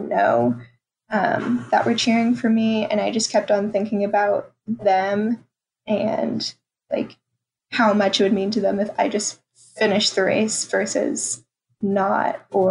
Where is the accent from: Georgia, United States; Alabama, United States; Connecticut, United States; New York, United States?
Georgia, United States; Roswell; now in Wilmington, United States; I grew up in Atlanta and it's a more diverse area